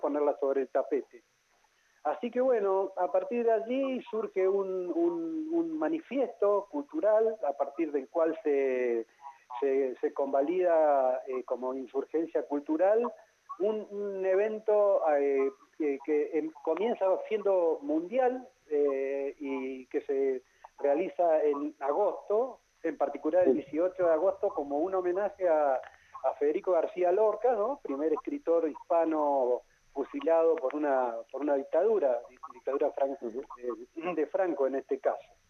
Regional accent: Neuquén, Argentina; Yo soy neuquino, nacido en Neuquén

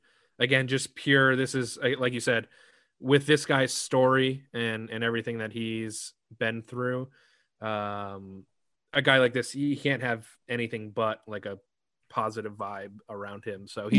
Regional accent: Rhode Island, United States; Shout out Rhode Island, my hometown.

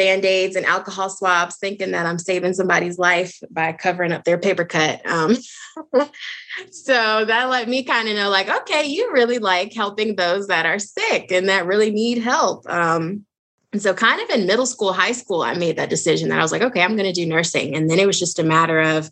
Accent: Maryland, United States; moved away as an adult; now in Atlanta, United States; I am actually originally from Maryland, born and raised, and currently I live in the state of Georgia

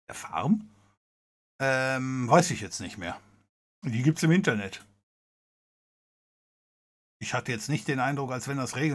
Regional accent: West Germany, Germany; aber es hieß damals, weil ich komme aus Westdeutschland

